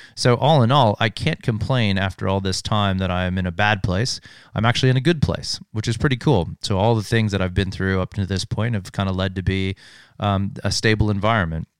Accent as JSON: {"language": "English", "town": "Hailey", "region": "Idaho", "country": "United States", "tie": "born or raised there", "also_born_or_lived": "Sun Valley, Idaho", "moved": "as an adult", "said": "I was born and raised in a small town called Uh, Haley, Idaho, uh, born in Sun Valley, Idaho"}